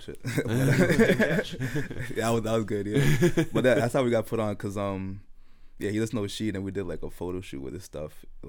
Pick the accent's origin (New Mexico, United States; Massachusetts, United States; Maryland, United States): Massachusetts, United States; Brockton; we're from Brockton